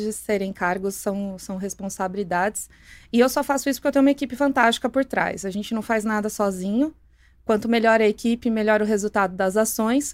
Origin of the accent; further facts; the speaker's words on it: Santo André, São Paulo, Brazil; moved away as an adult; also born or lived in São Bernardo do Campo / Hortolândia; E mais morei em Santo André minha vida inteira